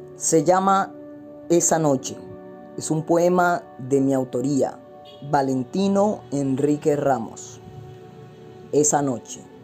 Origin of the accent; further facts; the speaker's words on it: Puerto Colombia, Atlántico, Colombia; Estoy grabando desde Puerto Colombia, en el departamento del Atlántico. Este es el pueblo donde yo nací, el pueblo donde yo crecí